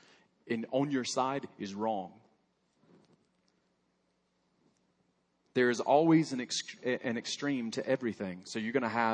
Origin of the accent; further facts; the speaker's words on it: Alabama, United States; moved away; I grew up in Alabama, proud member of Alabama